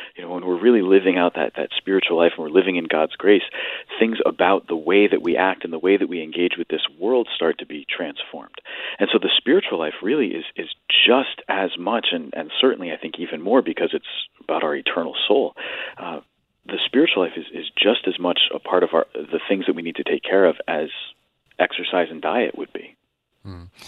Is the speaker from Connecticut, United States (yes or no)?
yes; Stratford, Connecticut, United States; I grew up in Stratford, uh, product of the Catholic schools of the Diocese of Bridgeport